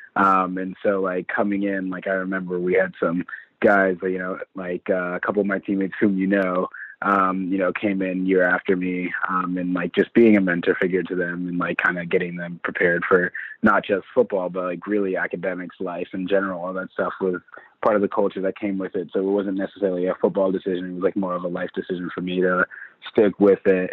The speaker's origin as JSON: {"language": "English", "town": "St. Louis", "region": "Missouri", "country": "United States", "said": "I'm from St. Louis, Missouri."}